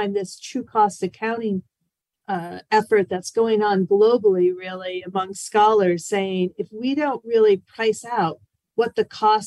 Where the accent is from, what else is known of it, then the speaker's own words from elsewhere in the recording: East Coast, United States; moved away; also born or lived in Washington, D.C.; I'm originally from the East Coast. I spent a lot of years in Washington, D.C.